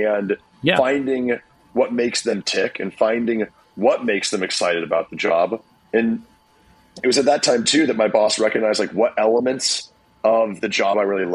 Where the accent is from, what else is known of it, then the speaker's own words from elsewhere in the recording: Iowa, United States; moved away as an adult; also born or lived in Los Angeles; I was also from Iowa, brand new to LA.